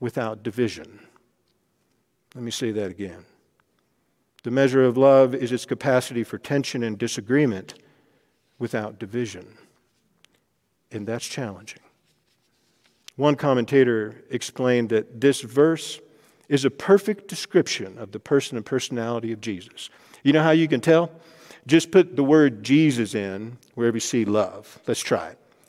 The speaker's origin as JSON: {"language": "English", "region": "Texas", "country": "United States", "tie": "born or raised there", "moved": "yes", "lives_now": "Denver, United States", "said": "I grew up in Texas with the King James Version of the Bible"}